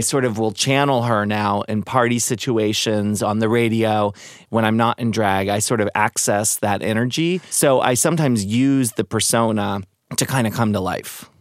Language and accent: English; Maryland, United States; now in San Francisco, United States; I was growing up in Maryland, going to Catholic school